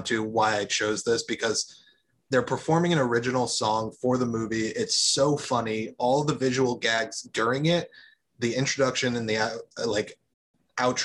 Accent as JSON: {"language": "English", "region": "upstate New York", "country": "United States", "moved": "yes", "lives_now": "New Jersey, United States", "said": "I say upstate New York"}